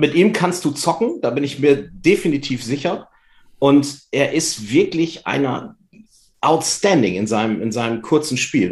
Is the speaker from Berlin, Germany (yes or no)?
no; Vechta, Lower Saxony, Germany; Ich komme aus Fechter